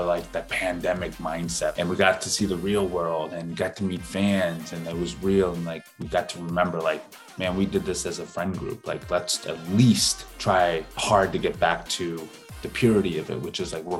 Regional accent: United States; an Asian male growing up in America

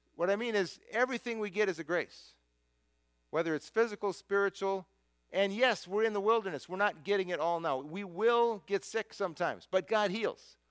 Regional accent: United States; who I am as an American

